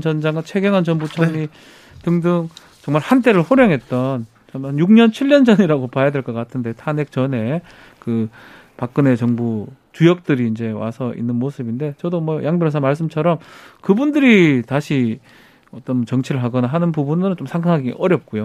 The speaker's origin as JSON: {"language": "Korean", "region": "Daegu", "country": "South Korea", "tie": "born or raised there", "said": "제가 뭐 대구 출신이기도"}